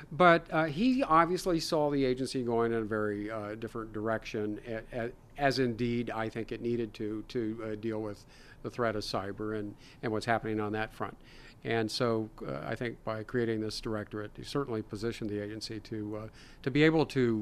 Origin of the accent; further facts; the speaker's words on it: Ohio, United States; I'm from Ohio